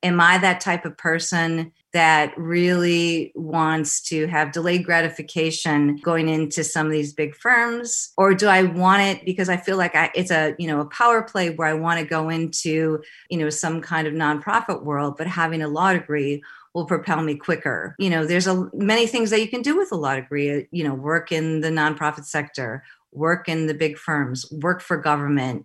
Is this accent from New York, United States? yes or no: no; Madison, Wisconsin, United States; also born or lived in Los Angeles; I grew up in Madison. My family lived in Los Angeles, then moved back to Wisconsin